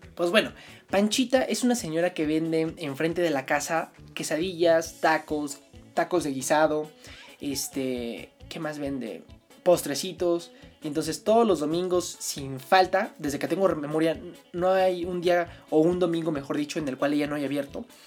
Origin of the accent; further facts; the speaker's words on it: Mexico City, Mexico; Entonces yo nací el 11 de junio de 1999 en la Ciudad de México. Yo soy chilango